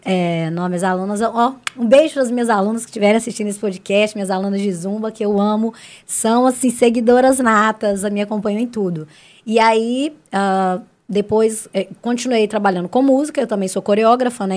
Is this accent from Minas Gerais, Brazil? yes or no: yes; Santa Luzia, Minas Gerais, Brazil; also born or lived in Belo Horizonte; nasci em BH e sempre morei na cidade de Santa Luzia. A vida inteira